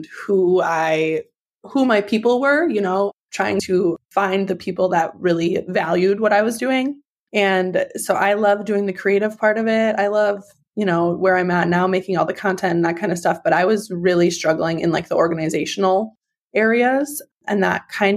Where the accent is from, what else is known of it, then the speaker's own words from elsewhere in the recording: Wisconsin, United States; also born or lived in Georgia; I moved back to Wisconsin, my hometown, my small little 50,000 people town.